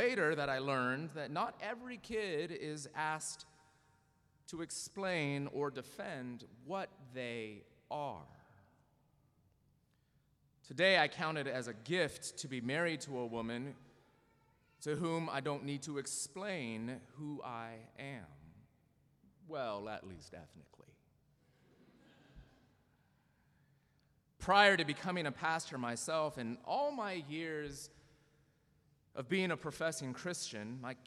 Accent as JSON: {"language": "English", "region": "Southern California", "country": "United States", "tie": "born or raised there", "also_born_or_lived": "Dayton, Ohio", "said": "I was born in Dayton, Ohio, to two immigrants from South Korea, and raised in a culturally Korean home in Southern California"}